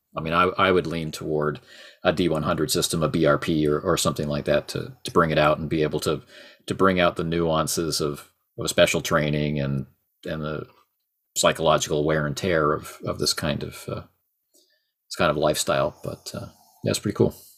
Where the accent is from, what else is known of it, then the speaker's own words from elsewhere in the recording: Canada; I'm Canadian.